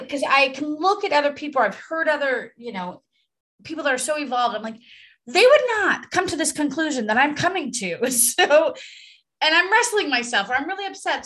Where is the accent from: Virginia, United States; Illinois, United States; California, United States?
California, United States; Los Angeles; accent: Valley girl; I am from San Fernando Valley